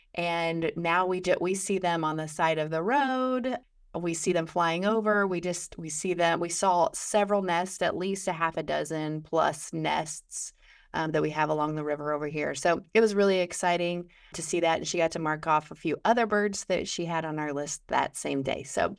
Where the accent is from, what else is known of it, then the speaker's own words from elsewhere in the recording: Illinois, United States; So I am from Western Illinois, right on the river.